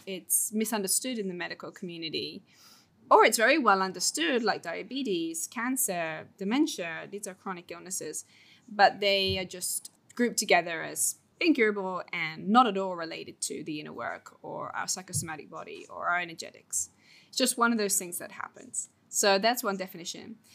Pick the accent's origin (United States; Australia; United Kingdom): United Kingdom; England; moved away as an adult; now in Bali, Indonesia; I'm from England, the U K, and I now live in Bali.